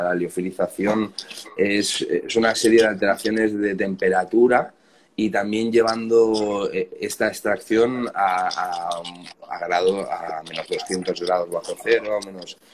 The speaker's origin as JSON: {"language": "Spanish", "town": "Barcelona", "region": "Catalonia", "country": "Spain", "said": "nosotros somos de Barcelona"}